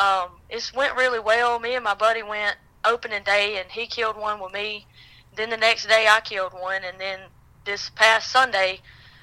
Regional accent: Reform, Alabama, United States; I'm from North Pickens, a small town called Reform, Alabama. And I've hunted here all my life. I was born and raised here.

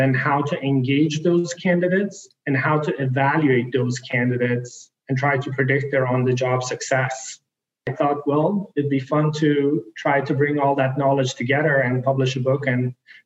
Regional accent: the most northern city in Sweden, Norrbotten County, Sweden; born or raised there; also born or lived in Iran

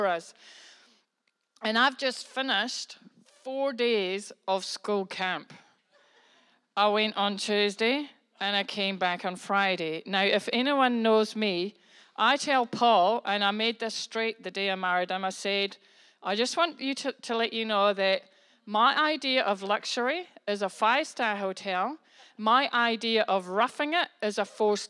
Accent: New Zealand; I'm a New Zealander. I'm a Kiwi. I'm from New Zealand.

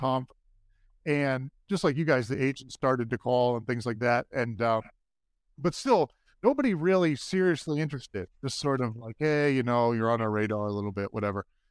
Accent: New York City, New York, United States; I'm originally from Brooklyn, New York. My family's from New York, and we grew up Jets fans.

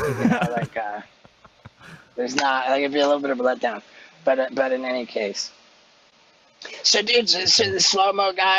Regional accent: England, United Kingdom; born there; I was born in England, so I'm British. I have a British passport.

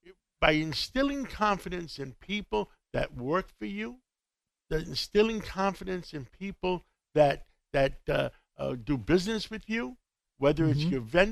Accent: New York City, New York, United States; I was from Harlem. I was from Harlem of 135th Street in Manhattan, in Harlem

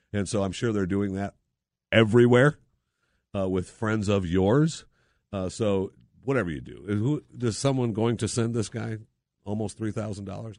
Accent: Saginaw, Michigan, United States; moved away; also born or lived in Philadelphia, Pennsylvania; I was born in Saginaw, Michigan

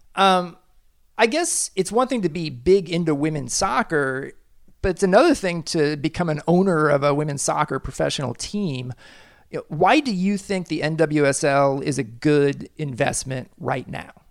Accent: Kansas City, United States; my hometown, Kansas City

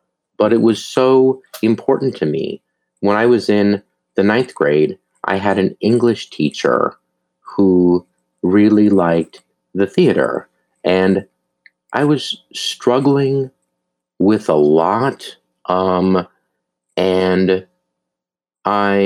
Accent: Duluth, Minnesota, United States; moved away; I grew up in Duluth, Minnesota

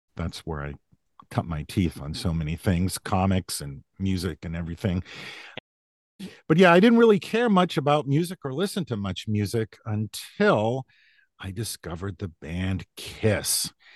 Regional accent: Massachusetts, United States; also born or lived in New Hampshire; I I was born in New Hampshire, but I grew up in Massachusetts, about an hour outside of Boston, in what was at the time a pretty small rural town.

